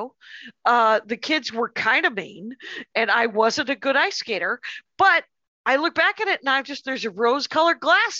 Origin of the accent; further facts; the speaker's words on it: Wisconsin, United States; I'm from Wisconsin